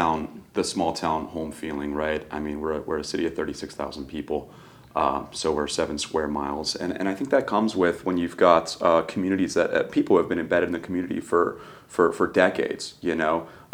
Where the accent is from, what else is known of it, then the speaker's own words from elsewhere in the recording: Jupiter, Florida, United States; I was born and raised in Jupiter, right? So right out of Jupiter High School.